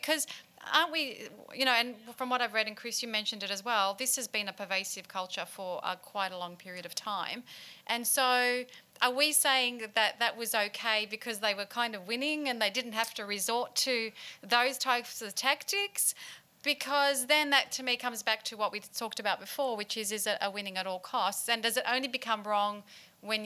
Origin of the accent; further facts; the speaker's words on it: Australia; are we all affronted as an Australian culture